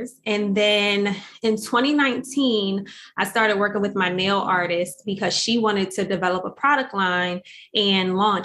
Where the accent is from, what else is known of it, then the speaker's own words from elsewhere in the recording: Atlantic City, New Jersey, United States; I'm from Atlantic City, like born and raised in Atlantic City.